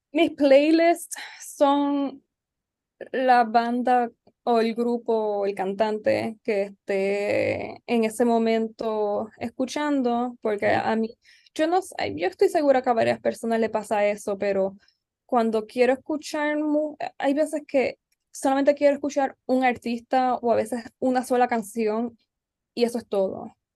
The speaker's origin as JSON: {"language": "Spanish", "town": "San Juan", "country": "Puerto Rico", "tie": "born or raised there", "also_born_or_lived": "Barranquitas", "said": "yo nací en San Juan y me crié en San Juan, mi escuela fue acá"}